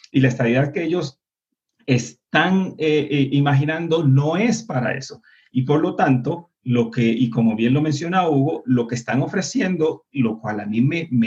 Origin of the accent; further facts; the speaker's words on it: Puerto Rico; porque nosotros como puertorriqueños, como puertorriqueñas y como seres humanos dignos no podemos prestarnos para justamente representar eh, lo que no somos, un pueblo de mendigos, de arrodillados